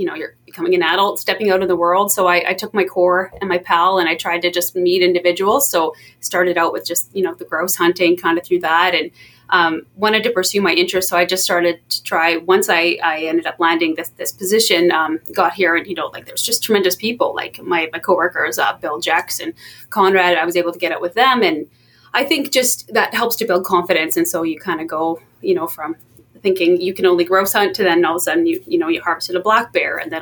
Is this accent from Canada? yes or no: yes; Fort Nelson, British Columbia, Canada; I grew up in Fort Nelson, which is a pretty, you know, outdoor oriented northern community